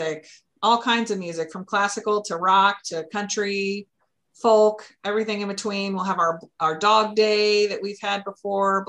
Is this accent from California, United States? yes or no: no; Greenwood, Indiana, United States; moved away as an adult; also born or lived in Texas; now in Lake Forest, United States; I grew up in Indiana, but I went to Texas for college, and I lived there for 22 years before we moved up here about 7 years ago.